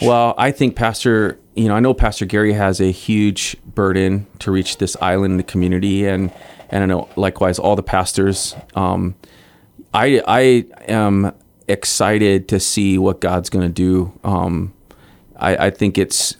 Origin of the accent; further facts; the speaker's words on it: Hawaii, United States; moved away as an adult; also born or lived in Guam; I grew up in Hawaii